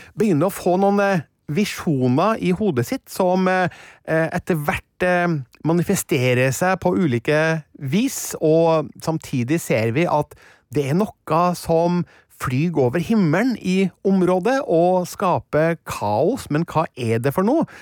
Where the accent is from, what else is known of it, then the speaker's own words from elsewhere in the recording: Stjørdal, Trøndelag, Norway; jeg kommer da fra Stjørdal i mm, Trøndelag